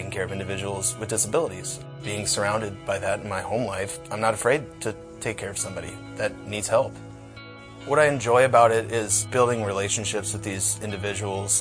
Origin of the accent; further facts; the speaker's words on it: North Liberty, Iowa, United States; I grew up in North Liberty